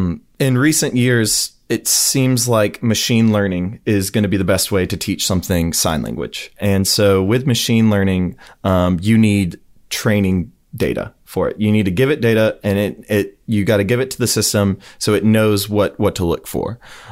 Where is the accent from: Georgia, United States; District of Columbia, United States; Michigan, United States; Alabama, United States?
Alabama, United States; Huntsville; now in Auburn, United States; I'm from Huntsville, Alabama.